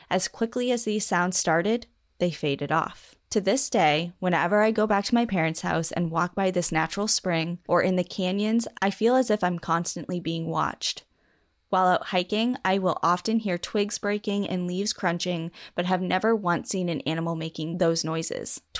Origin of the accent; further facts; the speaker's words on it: New England, United States; growing up in New England